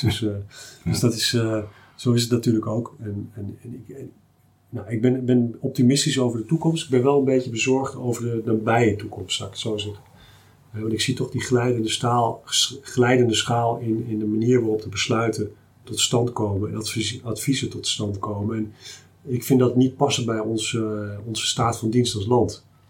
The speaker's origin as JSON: {"language": "Dutch", "area": "Achterhoek", "region": "Gelderland", "country": "Netherlands", "also_born_or_lived": "Twente", "said": "ik kom uit de Achterhoek en eh, eh, ook naar Twente"}